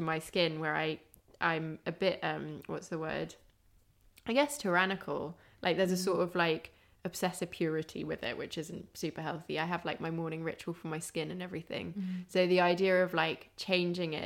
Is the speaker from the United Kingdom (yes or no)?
yes; Kent, South East England, United Kingdom; I grew up in Kent